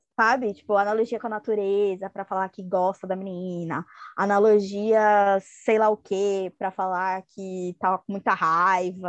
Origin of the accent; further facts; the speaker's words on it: Brazil; Nós brasileiros noveleiros